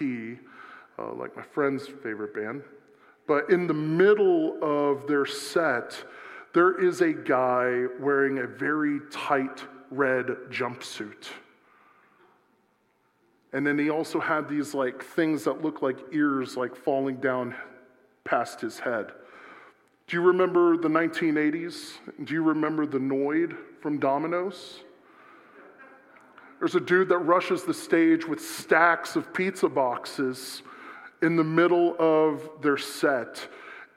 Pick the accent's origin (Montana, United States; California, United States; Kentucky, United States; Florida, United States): Florida, United States; South; I'm from South Florida